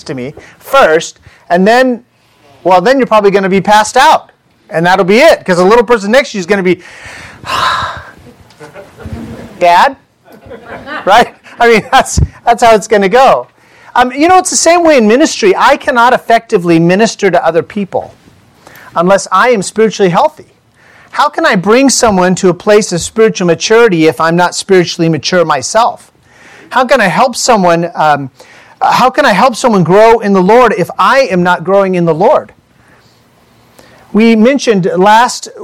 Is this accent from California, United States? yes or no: yes; California, United States; also born or lived in Indiana; we're from California